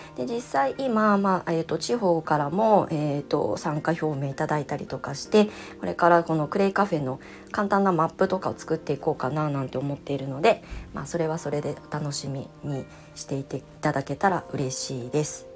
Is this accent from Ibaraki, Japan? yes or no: yes; Ibaraki, Japan; 私は茨城県の出身で子供の時はまあ祖父母えーと、私は結構大家族